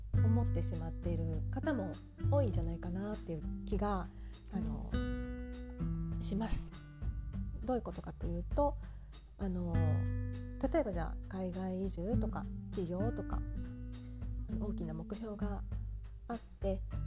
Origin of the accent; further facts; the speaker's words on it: Japan; moved away as an adult; now in France; 私もねずっと日本で育ってきていた